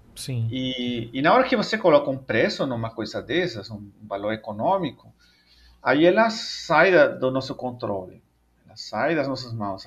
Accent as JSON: {"language": "Portuguese", "country": "El Salvador", "tie": "born or raised there", "second_language": "Portuguese", "moved": "as an adult", "lives_now": "Brazil", "said": "sou natural de El Salvador, lá na América Central"}